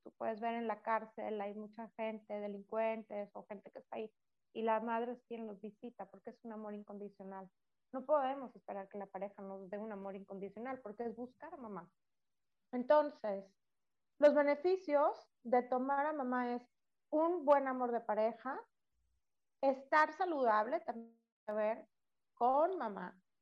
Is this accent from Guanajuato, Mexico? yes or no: no; Monterrey, Nuevo León, Mexico; somos de Monterrey